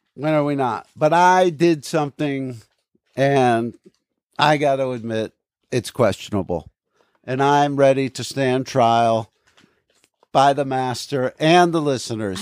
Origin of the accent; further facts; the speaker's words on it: Aberdeen, New Jersey, United States; they changed the name of Mattawan to Aberdeen. They changed the name of my hometown.